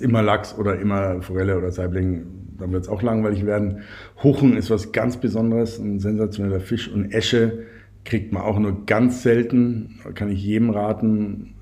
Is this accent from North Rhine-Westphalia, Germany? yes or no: no; Bavaria, Germany; Bei uns in Bayern